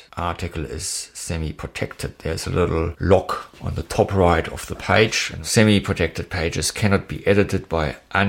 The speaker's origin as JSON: {"language": "English", "country": "Germany", "tie": "born or raised there", "moved": "yes", "lives_now": "New Zealand", "said": "the little village where I grew up in Germany."}